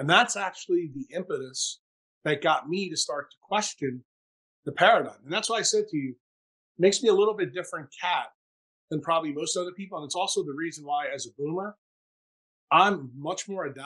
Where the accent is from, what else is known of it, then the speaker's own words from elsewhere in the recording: United States; as an American